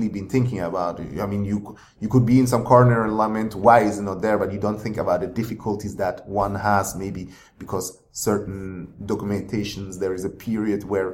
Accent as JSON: {"language": "English", "country": "Switzerland", "tie": "born or raised there", "moved": "yes", "said": "because I grew up mainly in Switzerland, and then the books I read even were like German books"}